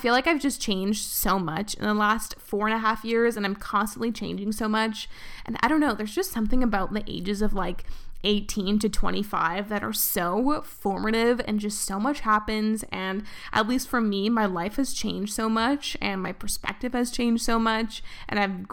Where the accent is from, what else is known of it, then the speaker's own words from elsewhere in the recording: Vancouver, British Columbia, Canada; moved away as an adult; also born or lived in Toronto; I did my first year of university in Vancouver, and then I moved across the country, kind of, to Toronto. And that was the first time I lived in a place that wasn't, like, my hometown